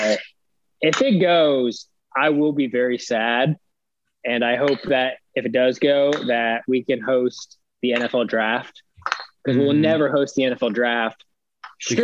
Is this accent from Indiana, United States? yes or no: yes; Indiana, United States; we're from Indiana